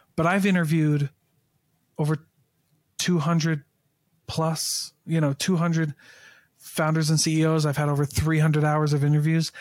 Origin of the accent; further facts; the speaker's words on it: Keokuk, Iowa, United States; I'm from Iowa. Uh, I'm from Keokuk, Iowa